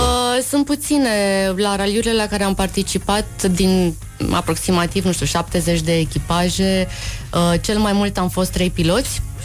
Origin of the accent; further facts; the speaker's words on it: Timișoara, Timiș County, Romania; Am fost crescută în Timișoara și bunicul avea o fermă de porci